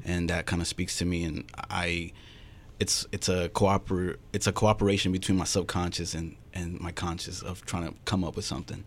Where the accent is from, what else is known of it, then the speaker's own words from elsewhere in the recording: Phoenix, Arizona, United States; I was born in Phoenix